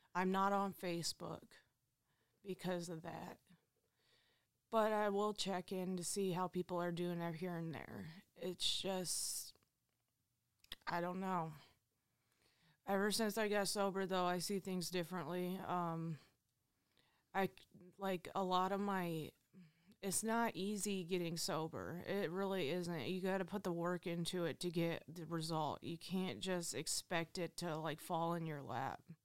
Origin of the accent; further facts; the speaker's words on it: Findlay, Ohio, United States; I am from Findlay, Ohio. I was born and raised here